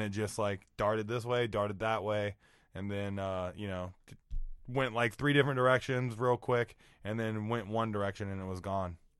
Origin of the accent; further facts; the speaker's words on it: Iowa, United States; I'm from Iowa